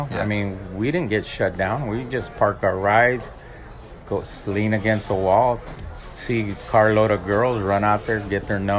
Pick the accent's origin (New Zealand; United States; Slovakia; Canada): United States; Paramount, California; I grew up in Paramount Barrio